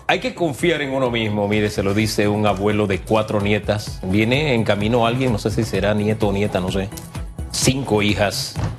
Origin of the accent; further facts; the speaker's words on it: Panama; nosotros como panameños y panameñas